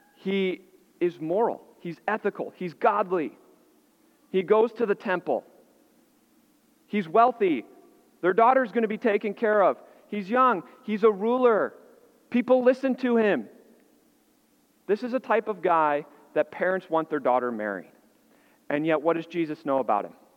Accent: Illinois, United States; moved away; I grew up in Illinois, and so we had snow

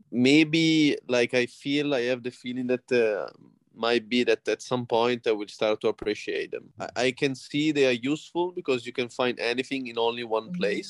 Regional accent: Genoa, Liguria, Italy; moved away as an adult; also born or lived in Lugano, Switzerland; now in Jakarta, Indonesia; I'm Italian. I come from Genoa, which is in the northwest part of Italy

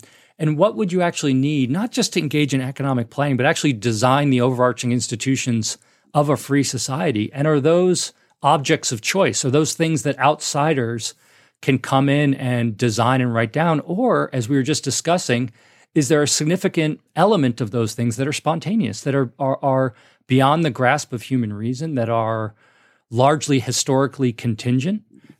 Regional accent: New York City, New York, United States; also born or lived in Hoboken, New Jersey; I came from New York City, as I mentioned, when I went to Mason.

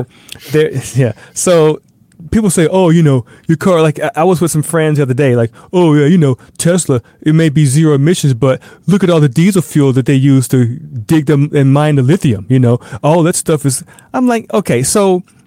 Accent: the South, United States; moved away; I'm from the South

